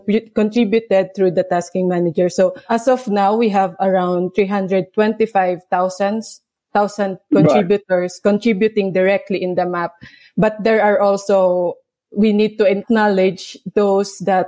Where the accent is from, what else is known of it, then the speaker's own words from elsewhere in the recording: Philippines; I'm from the Philippines